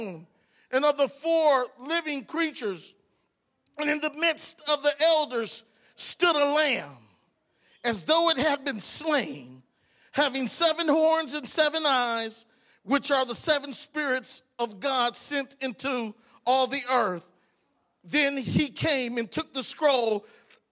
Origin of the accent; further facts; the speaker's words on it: Cleveland, Ohio, United States; I was born in Cleveland, Ohio.